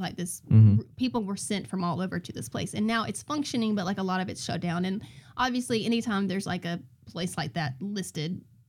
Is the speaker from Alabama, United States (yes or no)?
no; Milledgeville, Georgia, United States; I am from Milledgeville, Georgia